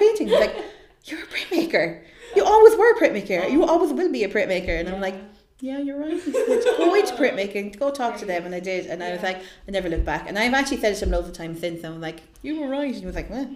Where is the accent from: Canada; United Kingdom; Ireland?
Ireland; Limerick, Munster; I'm from Limerick